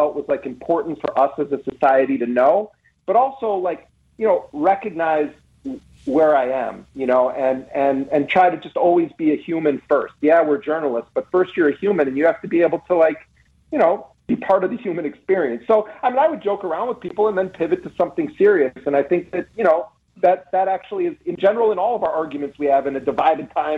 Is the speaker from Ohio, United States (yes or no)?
no; Milwaukee, Wisconsin, United States; I grew up in Milwaukee